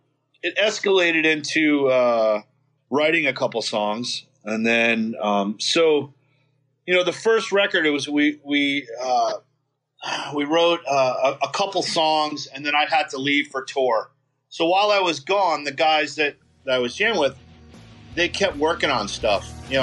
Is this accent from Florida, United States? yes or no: no; New York, United States; And I had a couple friends, you know, that I grew up in New York.